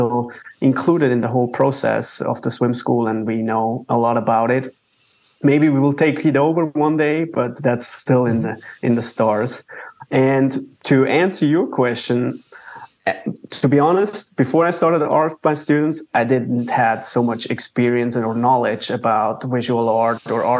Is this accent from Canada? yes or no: no; Zurich, Switzerland; moved away as an adult; also born or lived in Waco, Texas, United States; now in United States; I'm born and raised in Switzerland. I came to the U.S. for my master's degree at Baylor University